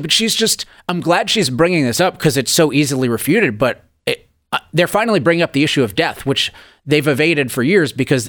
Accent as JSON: {"language": "English", "region": "California", "country": "United States", "said": "particularly being a Californian"}